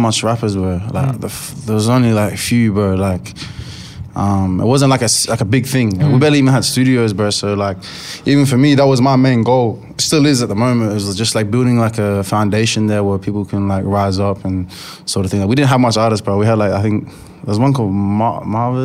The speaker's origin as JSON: {"language": "English", "town": "Brisbane", "region": "Queensland", "country": "Australia", "tie": "born or raised there", "also_born_or_lived": "Perth, Western Australia / Rockingham, Western Australia", "said": "I was born in Perth, Subiaco. I grew up in Rockingham for 8 years or 9 years. Then I moved to Brisbane. And I'd say I grew up in Brisbane for I've been in Brisbane for 10 years."}